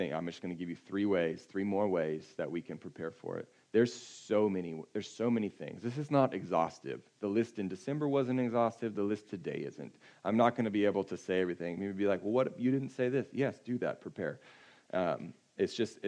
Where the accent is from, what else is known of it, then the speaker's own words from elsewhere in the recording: California, United States; I'm from California